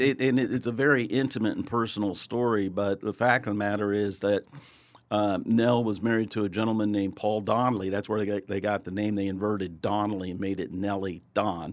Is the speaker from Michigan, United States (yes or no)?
no; Kansas City, Missouri, United States; I'm born and raised in Kansas City